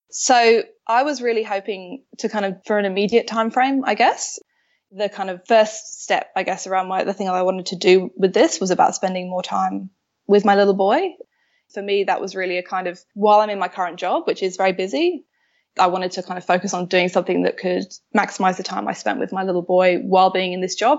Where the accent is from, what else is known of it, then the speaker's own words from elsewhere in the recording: London, United Kingdom; moved away as an adult; now in Melbourne, Australia; I'm a Londoner, but I live in Melbourne. I moved here five years ago or so now.